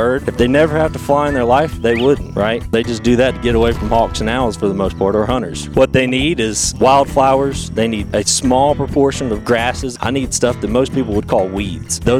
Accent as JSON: {"language": "English", "region": "West Tennessee", "country": "United States", "tie": "born or raised there", "also_born_or_lived": "Knoxville, Tennessee / Eastern North Carolina / West Kansas / Florida", "moved": "as an adult", "said": "But I grew up in West Tennessee, right outside of Memphis in Shelby County."}